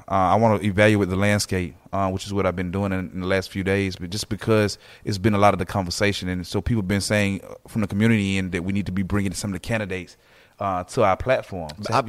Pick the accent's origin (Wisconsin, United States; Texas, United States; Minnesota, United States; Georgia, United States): Georgia, United States; Atlanta; I'm all Atlanta